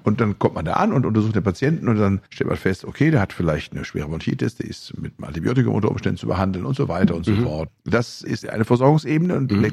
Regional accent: Bielefeld, North Rhine-Westphalia, Germany; in meiner Heimatstadt Bielefeld

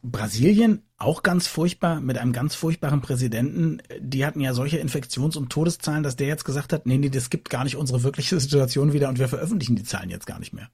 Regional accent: Germany; als Deutsche

